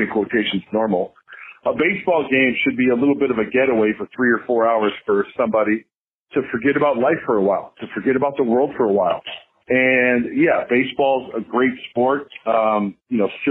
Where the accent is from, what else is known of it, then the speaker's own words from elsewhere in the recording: Chicago, Illinois, United States; moved away; I grew up in the Chicagoland area